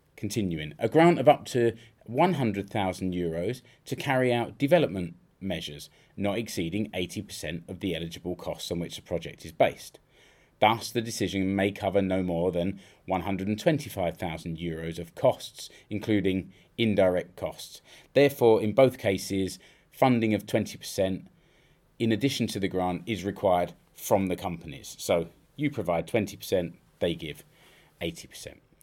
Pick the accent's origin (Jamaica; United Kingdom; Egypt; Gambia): United Kingdom; now in Finland; I know I'm British